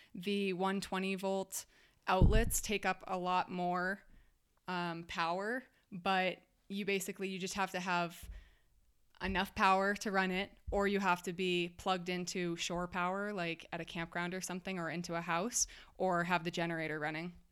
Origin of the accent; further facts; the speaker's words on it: Massachusetts, United States; moved away as an adult; I'm from Massachusetts